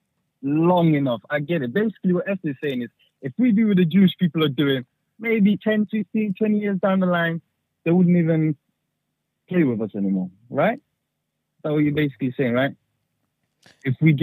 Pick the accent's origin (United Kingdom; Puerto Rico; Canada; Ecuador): United Kingdom; England; moved away as an adult; I'm from England, but just living abroad at the moment.